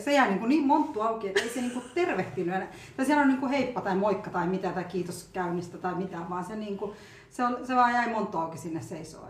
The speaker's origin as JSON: {"language": "Finnish", "country": "Finland", "also_born_or_lived": "India", "said": "mä oon oikeasti suomalainen"}